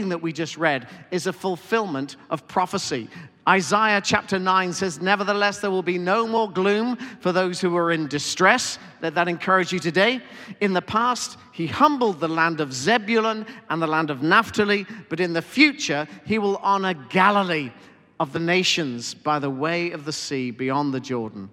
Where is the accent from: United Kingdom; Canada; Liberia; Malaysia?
United Kingdom; Teignmouth, South West England; moved away; our hometown, Tynmouth